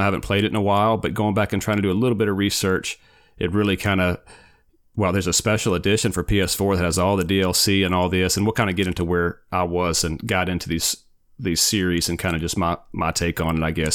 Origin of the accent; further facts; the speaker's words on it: Forest, Mississippi, United States; now in Florida, United States; I'm from Forrest. So we, we both grew up in Forrest